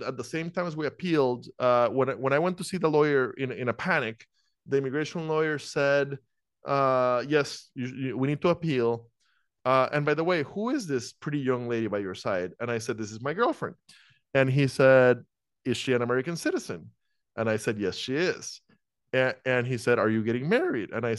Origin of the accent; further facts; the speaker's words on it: Costa Rica; moved away as an adult; also born or lived in Iowa, United States; I'm from Costa Rica originally